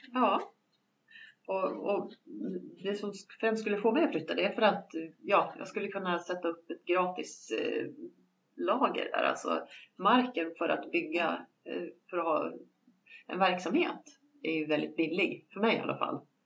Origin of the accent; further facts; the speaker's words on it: along the road up from Mora, Dalarna County, Sweden; moved away; den vägen där jag växte upp